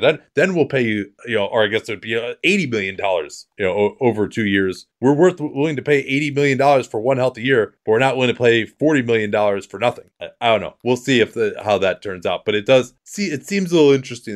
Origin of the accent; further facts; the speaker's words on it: United States; as an American